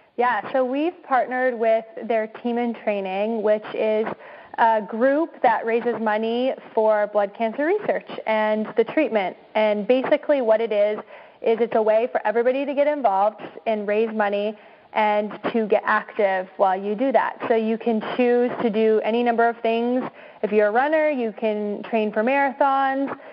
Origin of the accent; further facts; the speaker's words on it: Oregon, United States; we're from Oregon, so we, we were in Portland